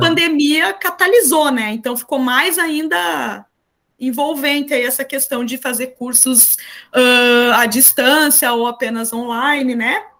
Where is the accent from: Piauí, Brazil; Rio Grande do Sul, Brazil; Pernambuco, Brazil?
Rio Grande do Sul, Brazil; interior of; moved away as an adult; also born or lived in Florianópolis, Santa Catarina / Porto Alegre; eu sou do interior do Rio Grande do Sul